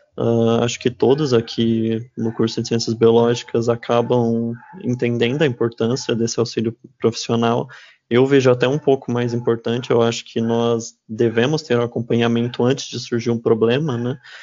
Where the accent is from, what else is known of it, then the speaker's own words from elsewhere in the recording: interior of São Paulo, Brazil; moved away as an adult; now in Dourados, Brazil; eu mesmo não sou aqui de Dourados, eu sou do interior de São Paulo